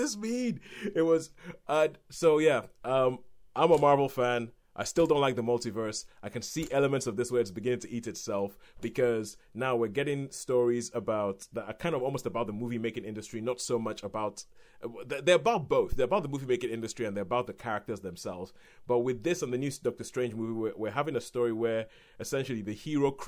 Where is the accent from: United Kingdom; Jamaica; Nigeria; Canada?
Nigeria; when I was growing up in Nigeria